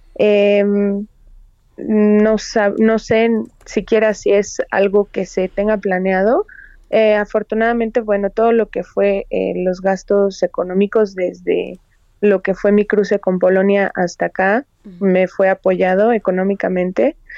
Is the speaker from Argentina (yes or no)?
no; Toluca, State of Mexico, Mexico; Soy de Toluca